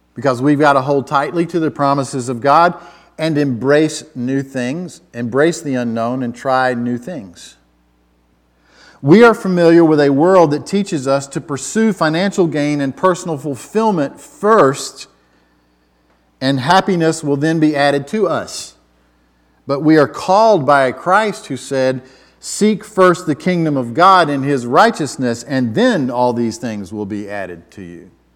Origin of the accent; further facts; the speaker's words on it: Atlanta, Georgia, United States; now in Virginia, United States; I've lived in Virginia a long time, but I'm originally from Atlanta